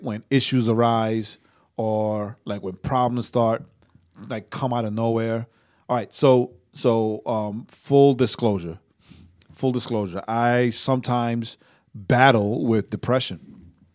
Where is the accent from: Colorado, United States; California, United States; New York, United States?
New York, United States; also born or lived in Puerto Rico; I'm a New Yorker